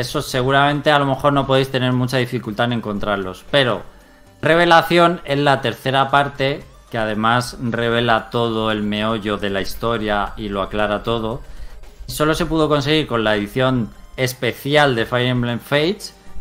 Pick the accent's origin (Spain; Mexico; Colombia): Spain; somos españoles